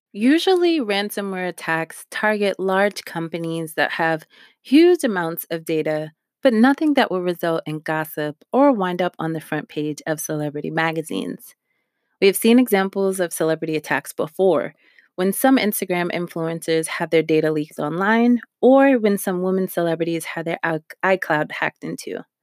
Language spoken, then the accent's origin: English; New York, United States; also born or lived in Harlem; I'm from New York